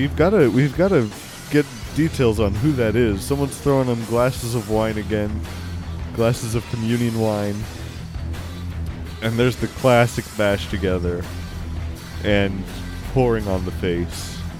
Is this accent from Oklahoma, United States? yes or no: yes; Oklahoma, United States; No, I'm not from there. I'm from Oklahoma.